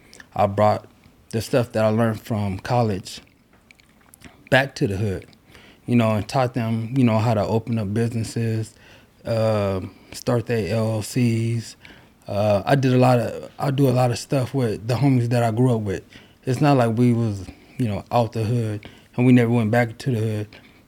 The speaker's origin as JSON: {"language": "English", "town": "Los Angeles", "region": "California", "country": "United States", "tie": "born or raised there", "said": "We grew up in Los Angeles, California. Crenshaw, Slauson, the area."}